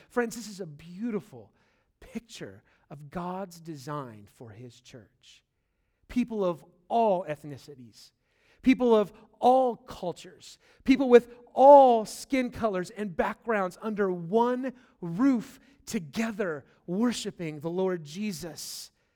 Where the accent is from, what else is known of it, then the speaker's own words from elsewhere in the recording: California, United States; moved away; I'm from California.